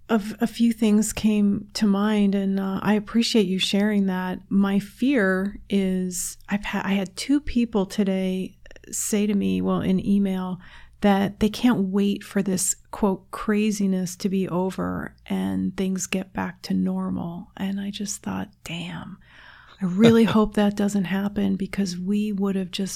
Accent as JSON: {"language": "English", "region": "New Jersey", "country": "United States", "tie": "born or raised there", "also_born_or_lived": "New York City / Virginia / Seattle", "lives_now": "Chicago, United States", "said": "I was born in New York City and I grew up in New Jersey and Virginia and Seattle"}